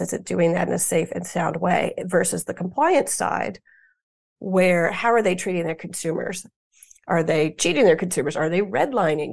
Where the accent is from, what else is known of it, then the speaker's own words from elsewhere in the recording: United States; as an American